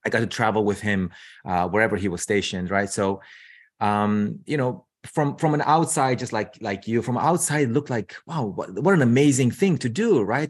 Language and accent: English; Romania; moved away as an adult; also born or lived in United States; now in Seattle, United States; I'm originally from Romania. So I moved to the U S, um, gosh, what, twen-, twenty years ago.